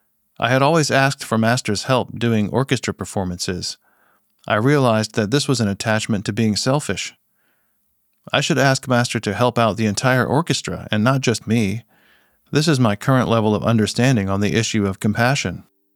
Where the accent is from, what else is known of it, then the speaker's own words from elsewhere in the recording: China; When I reflected on this behavior, I realized that because I'm from China, I brought a lot of bad habits and notions with me.